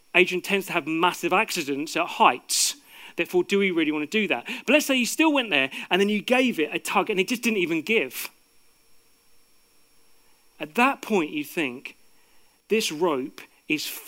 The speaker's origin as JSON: {"language": "English", "country": "United Kingdom", "tie": "born or raised there", "said": "people like me who are born here"}